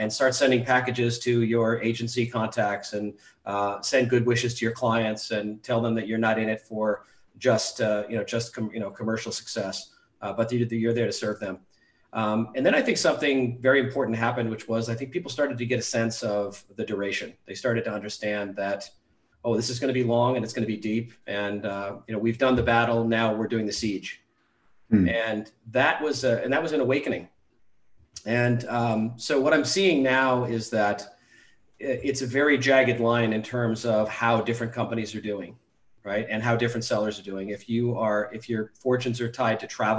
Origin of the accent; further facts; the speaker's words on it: Charlotte, Vermont, United States; I am in Charlotte, Vermont, my hometown, which has more covered bridges than traffic lights.